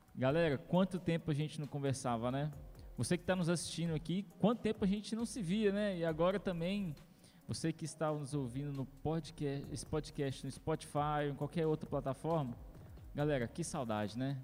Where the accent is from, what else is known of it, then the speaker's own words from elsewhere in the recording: Governador Valadares, Minas Gerais, Brazil; nós somos de Governador Valadares